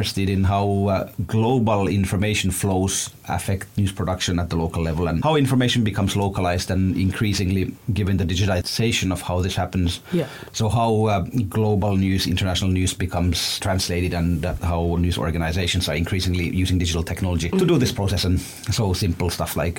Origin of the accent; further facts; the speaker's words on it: Ethiopia; now in London, United Kingdom; I grew up in Ethiopia